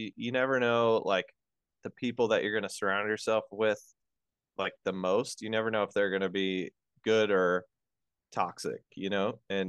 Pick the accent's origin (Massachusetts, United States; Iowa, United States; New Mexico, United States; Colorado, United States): Colorado, United States; moved away as an adult; also born or lived in Las Vegas / Mississippi / California; I'm from Colorado. So I know cold a little bit.